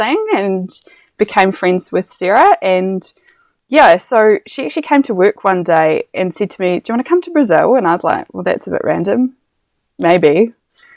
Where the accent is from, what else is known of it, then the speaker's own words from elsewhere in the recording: Papamoa, Bay of Plenty, New Zealand; moved away as an adult; also born or lived in Otago; I grew up in Papamoa and went out to school in Te Puke